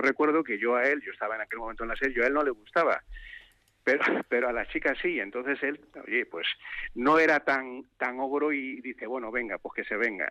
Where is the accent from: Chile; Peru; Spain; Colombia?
Spain; Galicia; soy gallego, en la provincia de Lugo